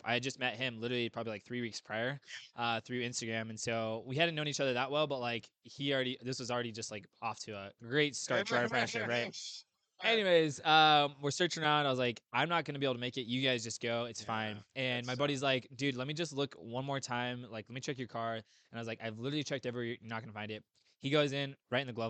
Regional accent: Bonners Ferry, Idaho, United States; moved away as an adult; now in Coeur d'Alene, United States; I'm from Bonner's Ferry, Idaho, originally, but now I live here in Coeur d'Alene

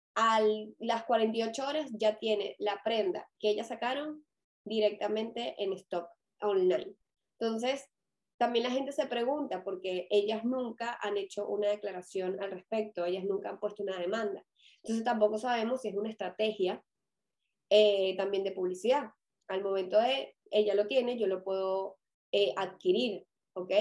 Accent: Caracas, Capital District, Venezuela; si me reconocen el acento, yo soy de Venezuela

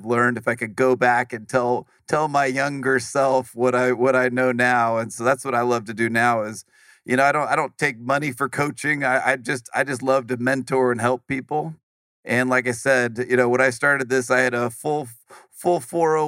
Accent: Silicon Valley, California, United States; as far as childhood and upbringing, I grew up in Silicon Valley

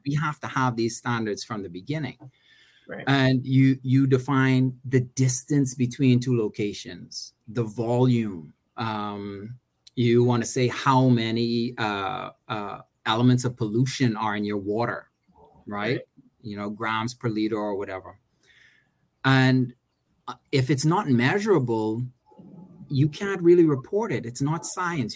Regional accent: Bahamas; also born or lived in Maryland; I grew up in the Bahamas, went to SAC, uh, went to UB

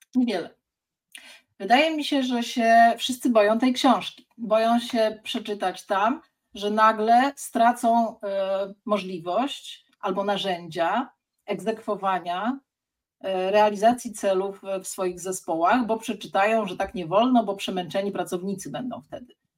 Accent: Sierpc, Masovian Voivodeship, Poland; also born or lived in Gdańsk; now in Warsaw, Poland; Ja jestem z sierpca koło Płocka

